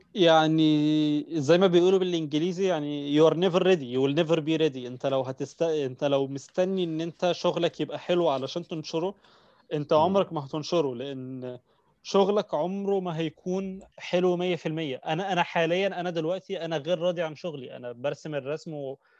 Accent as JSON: {"language": "Arabic", "country": "Egypt", "said": "عندنا في مصر"}